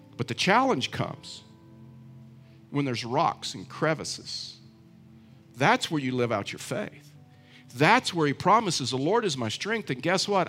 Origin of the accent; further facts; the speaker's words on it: Texas, United States; I know I'm from Texas, but I know nothing about horses. I'm a poor Texan